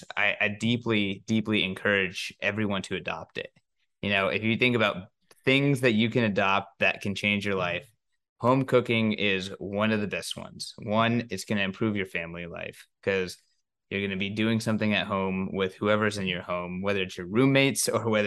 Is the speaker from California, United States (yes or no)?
yes; California, United States; now in Nashville, United States; I moved to Nashville from California. So I've been trying to make a lot of Mexican food nice. Just because it's not the same as home.